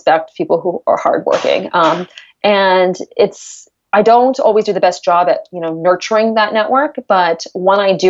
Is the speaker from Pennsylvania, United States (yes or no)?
no; California, United States; also born or lived in East Coast / Hong Kong / New York; now in Chicago, United States; I'm born and raised in California